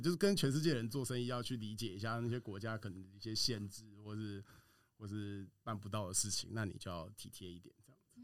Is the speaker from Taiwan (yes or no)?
yes; Taiwan; 我们台湾人在这种 这种公司里面，其实就可以发挥它的一些圆融的特色